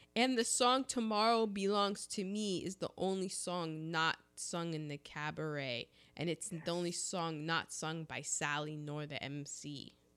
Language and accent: English; United States; I'm an American.